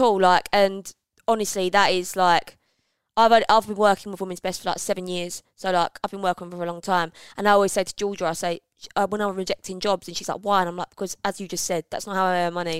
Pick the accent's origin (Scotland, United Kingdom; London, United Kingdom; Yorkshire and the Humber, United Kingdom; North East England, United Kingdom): London, United Kingdom; moved away as an adult; now in Essex, United Kingdom; I grew up in London, as I know, bang, E three